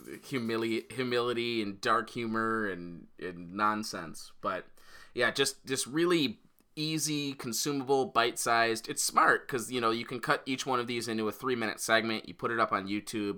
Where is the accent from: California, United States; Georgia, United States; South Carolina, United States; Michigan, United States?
Michigan, United States; Royal Oak; moved away; he's actually from my hometown